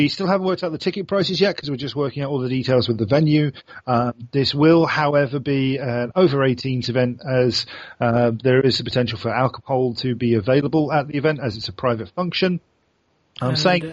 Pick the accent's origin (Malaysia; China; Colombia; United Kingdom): United Kingdom; England; now in Sweden; I'm Englishman